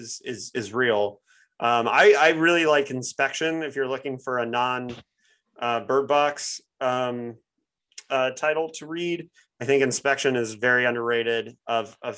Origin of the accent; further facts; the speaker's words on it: Bloomington, Indiana, United States; moved away; my hometown of Bloomington, Indiana